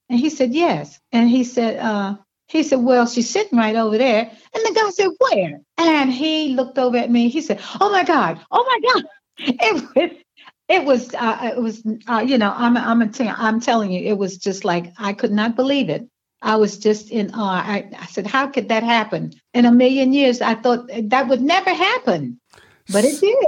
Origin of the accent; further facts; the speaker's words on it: Washington, District of Columbia, United States; also born or lived in Victoria, Virginia; I was born in Victoria, Virginia, and um, but I was raised in Washington D.C.